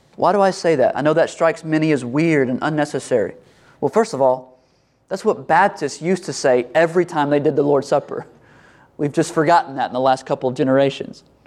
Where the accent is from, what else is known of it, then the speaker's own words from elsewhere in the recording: United States; we're American